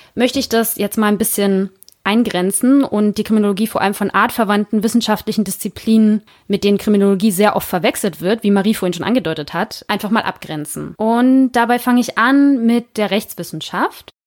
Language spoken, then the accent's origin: German; Northern Germany, Germany; also born or lived in Hamburg; wie wir hier bei uns im Norden sagen